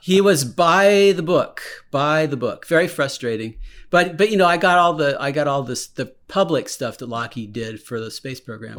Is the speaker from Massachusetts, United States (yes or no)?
no; Silicon Valley, California, United States; I was born in California in, and I lived in Silicon Valley